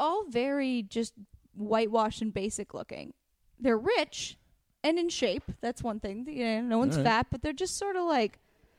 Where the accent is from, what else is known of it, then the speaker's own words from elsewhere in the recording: West Coast, United States; Well, we're from the West Coast.